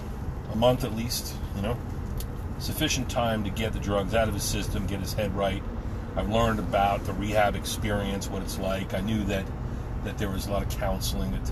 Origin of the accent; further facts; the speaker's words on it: New Jersey, United States; now in Pennsylvania, United States; One of my brothers I grew up with in New Jersey